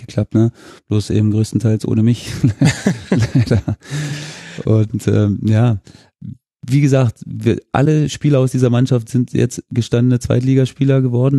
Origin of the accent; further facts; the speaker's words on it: Germany; moved away; meine Heimat war genau zwischen Dresden und Cottbus